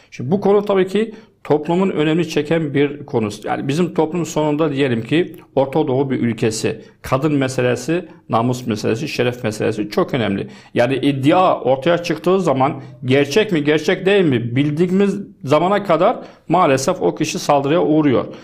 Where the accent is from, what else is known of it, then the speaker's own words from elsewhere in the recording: Deir ez-Zor Governorate, Syria; Turkish is a second language; also born or lived in Azaz, Aleppo Governorate; Şimdi ben e, aslan Halepliyim, Azez bölgesinde. E, ama yaşamam, hayatım Derizor ilinde geçti.